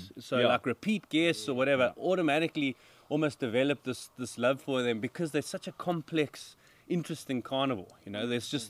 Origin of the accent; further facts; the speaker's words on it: White River, Mpumalanga, South Africa; also born or lived in Pretoria; I grew up as a South African going to Kruger.